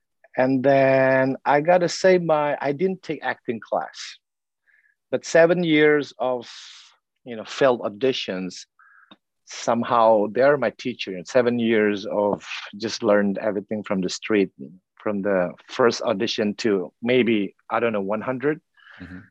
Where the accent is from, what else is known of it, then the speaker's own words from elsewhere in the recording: South Sumatra, Indonesia; I was born in South Sumatra, Indonesia